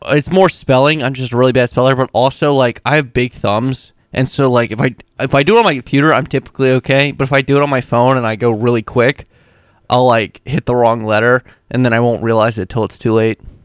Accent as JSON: {"language": "English", "area": "Hanover County", "region": "Virginia", "country": "United States", "said": "I'm from Hanover County, which is known for their tomatoes"}